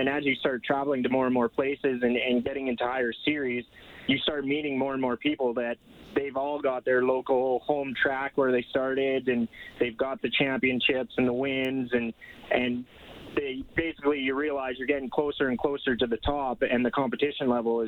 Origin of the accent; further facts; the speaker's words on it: Grand Prairie, Alberta, Canada; Grand Prairie, Alberta.